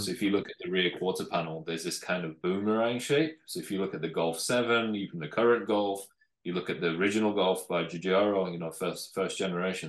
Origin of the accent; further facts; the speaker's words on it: North West England, United Kingdom; originally I'm from from the north of England, so mm. northwest